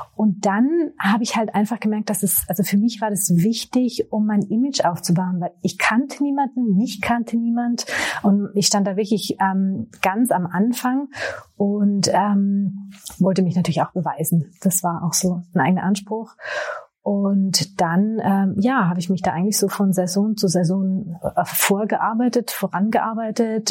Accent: Austria; also born or lived in Tyrol; ich bin Österreicherin, lebe im äh, schönen Tirol in den Bergen

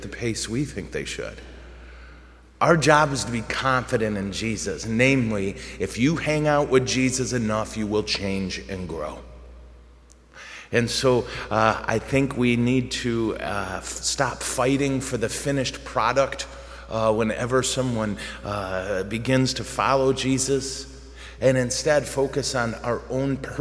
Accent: United States; we struggle with as American Catholics

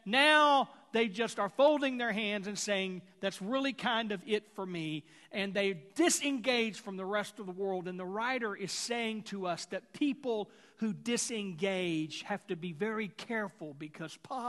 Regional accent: Houston, Texas, United States; growing up in Houston

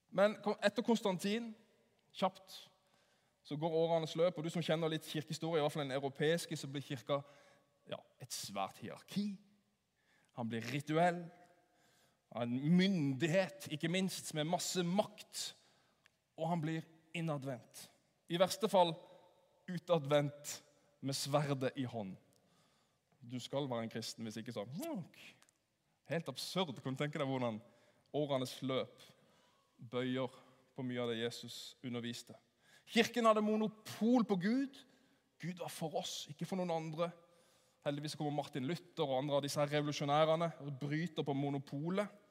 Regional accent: Sørlandet, Norway; Jeg er jo sørlending, så jeg sier 'åssen går det?'

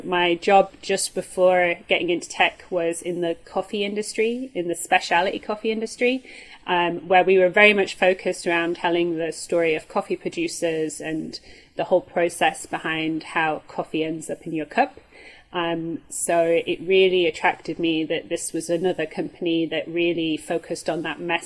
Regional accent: Yorkshire and the Humber, United Kingdom; now in Germany; I grew up in Yorkshire, which is the north of England

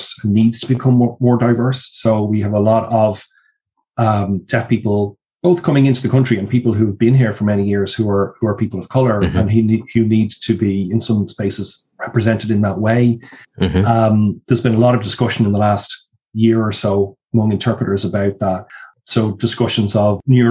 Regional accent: Ireland; in Ireland, we've been a little bit stuck, not necessarily in a negative way, but because of the fact we're an English-speaking country

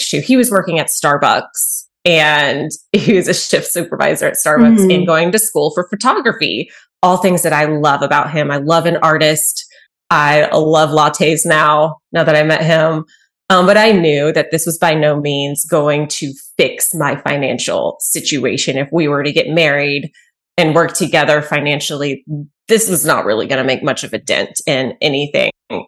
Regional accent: Cedar Park, Texas, United States; moved away as an adult; now in Arkansas, United States; I'm from Texas, grew up in little town. Well, it's not so little anymore, Cedar Park, near Austin, Texas

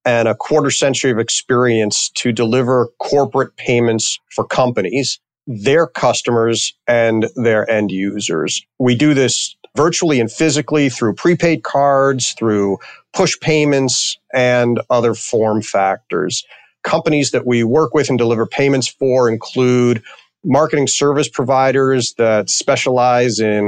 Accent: New York City, New York, United States; also born or lived in Connecticut / Washington, D.C.; now in Chicago area, United States; I grew up in New York City in Queens.

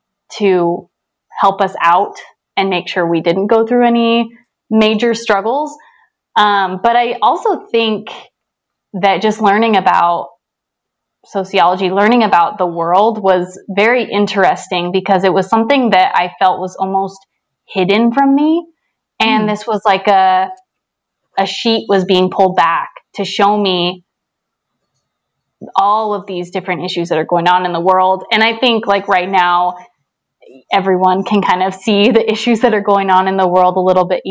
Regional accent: St. George, Utah, United States; now in Salt Lake City, United States; I live in Salt Lake City, and I grew up in St. George, Utah. So I've been living in Utah most of my life

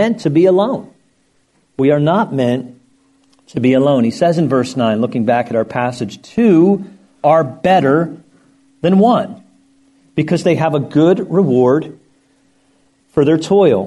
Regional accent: Lancaster County, Pennsylvania, United States; now in Florida, United States; I grew up in Lancaster County, Pennsylvania

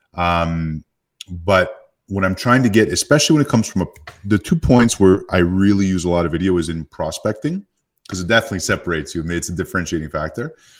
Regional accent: Canada; now in Phoenix, United States; I live in Phoenix, Arizona, 'cause I grew up in Canada and there's no snow where I live

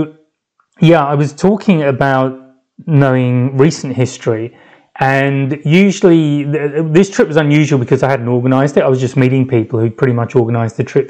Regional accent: London, United Kingdom; moved away as an adult; now in France; I said I was from London

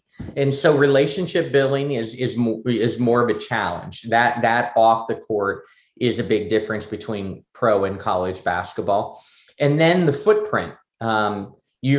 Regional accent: Pennsylvania, United States; moved away; my hometown of Pennsylvania

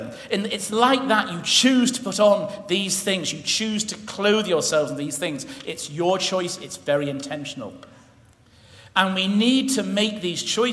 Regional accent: England, United Kingdom; we're English

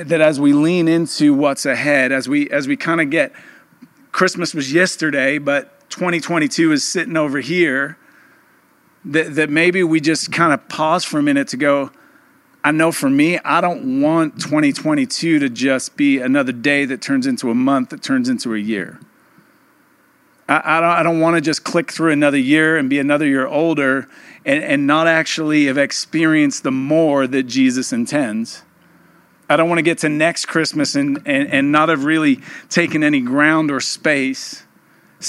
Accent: England, United Kingdom; moved away; I'm from England, we call it Boxing Day

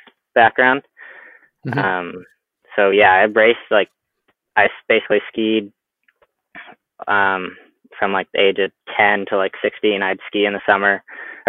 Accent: Squamish, British Columbia, Canada; this is just where I've grown up from when I was born

